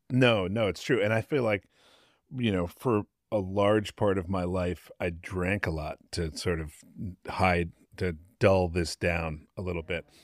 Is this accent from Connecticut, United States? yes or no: yes; Connecticut, United States; now in San Francisco, United States; a house that I grew up in in Connecticut